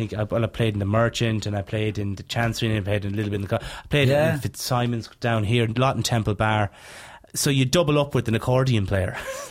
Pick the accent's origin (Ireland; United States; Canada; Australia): Ireland; Leinster; moved away; also born or lived in Dublin; I grew up in Laois.